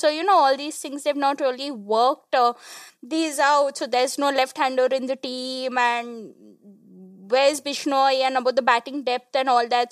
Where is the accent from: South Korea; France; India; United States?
India; West Bengal; I'm from Bengal